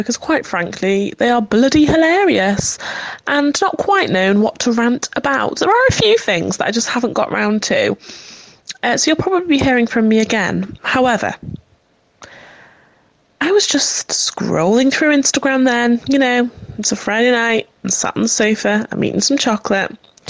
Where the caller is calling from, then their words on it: North West England, United Kingdom; Good evening, darlings. … from Cheshire.